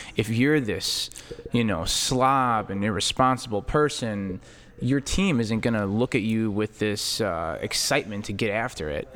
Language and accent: English; Chicago, Illinois, United States; we grew up in Chicago